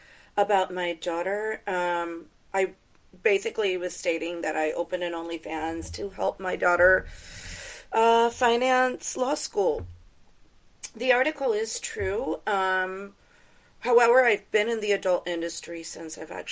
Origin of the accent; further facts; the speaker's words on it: Tampa, Florida, United States; I grew up in Tampa, Florida